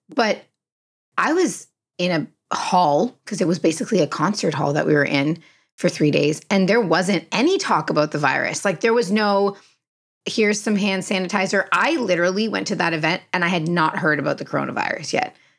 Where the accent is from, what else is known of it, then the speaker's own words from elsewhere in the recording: Canada; I'm very Canadian in that way